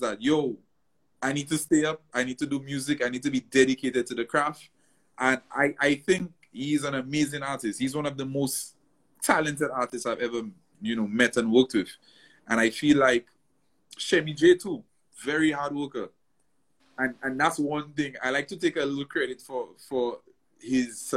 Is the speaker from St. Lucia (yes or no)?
yes; St. Lucia; moved away as an adult; also born or lived in New York, United States; I was born and raised in St. Lucia, lived St. Lucia my whole life